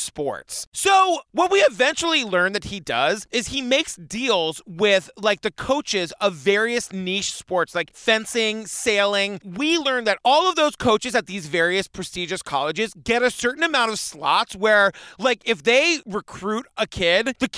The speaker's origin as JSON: {"language": "English", "area": "Cape Cod", "region": "Massachusetts", "country": "United States", "tie": "born or raised there", "said": "I grew up on Cape Cod"}